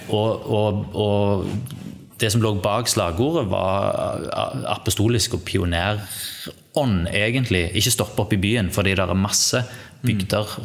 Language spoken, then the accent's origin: Norwegian; Sandnes, Rogaland, Norway; also born or lived in Bryne; Oppvokst eh, her i Sandnes, som vi sitter nå